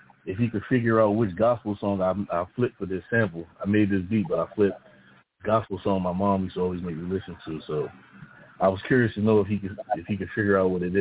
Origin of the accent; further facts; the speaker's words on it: New York City, New York, United States; I'm from Queens.